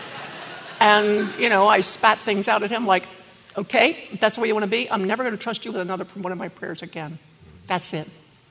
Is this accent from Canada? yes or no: no; Maryland, United States; I'm from Maryland